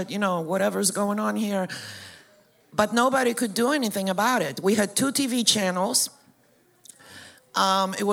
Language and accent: English; Poland; moved away; So I was born and raised in Poland.